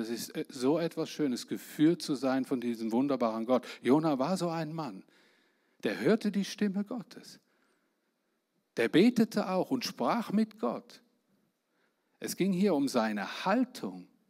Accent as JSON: {"language": "German", "country": "Germany", "said": "Ich bin Deutscher"}